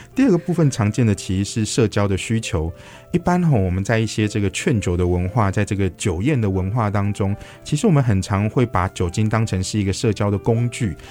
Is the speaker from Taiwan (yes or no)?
yes; Taiwan; 我们台湾人